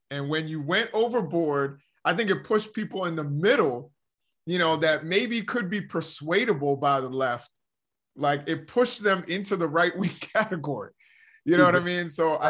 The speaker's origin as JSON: {"language": "English", "town": "New York City", "region": "New York", "country": "United States", "said": "so I'm originally from Harlem, you know, from East Harlem."}